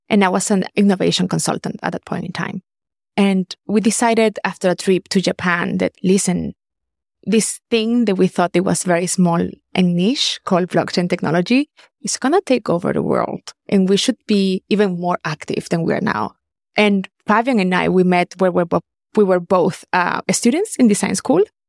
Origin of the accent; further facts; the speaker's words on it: Caracas, Capital District, Venezuela; moved away as an adult; also born or lived in Germany; I'm originally from Caracas, Venezuela.